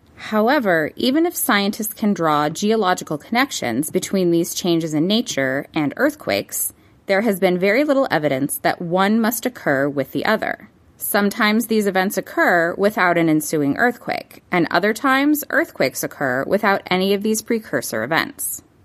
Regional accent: Los Angeles, California, United States; My hometown of Los Angeles

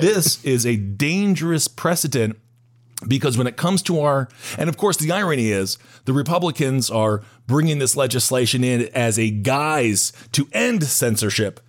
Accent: Wisconsin, United States; I'm from Wisconsin

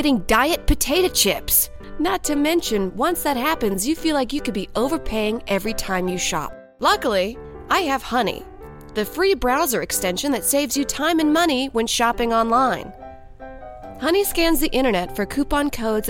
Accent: the South, United States; I'm from the South

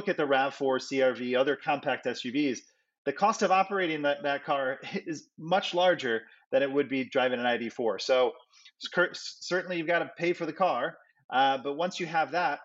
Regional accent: Chicago, Illinois, United States; moved away; the beautiful Windy City, that's my hometown

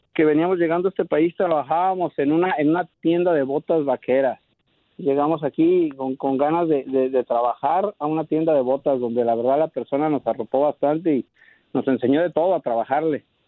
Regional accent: Michoacán, Mexico; now in Dallas, United States; Nosotros somos este de Michoacán

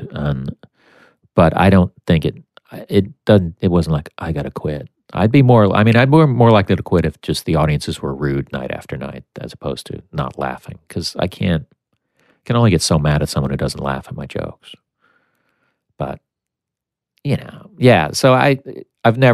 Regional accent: United States; one American, which was me

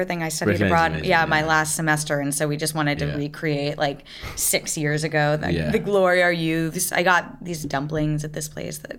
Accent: New England, United States; now in Los Angeles, United States; I'm from New England, which I find really funny to say here, because it's in the United States, New England.

